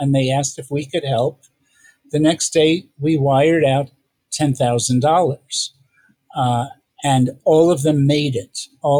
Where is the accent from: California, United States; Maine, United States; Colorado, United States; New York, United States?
New York, United States; moved away; I'm originally from New York